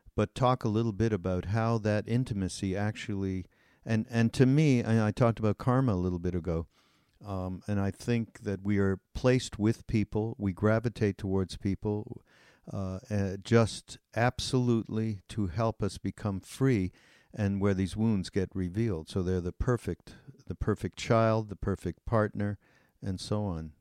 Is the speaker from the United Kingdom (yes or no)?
no; Canada; also born or lived in India; I'm from Canada